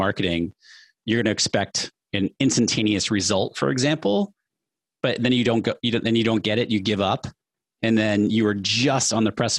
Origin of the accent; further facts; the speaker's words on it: New Hampshire, United States; I grew up middle class in New Hampshire.